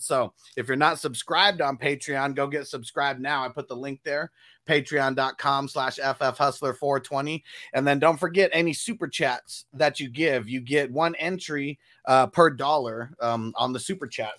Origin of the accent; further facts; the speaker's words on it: Southern California, United States; I'm from SoCal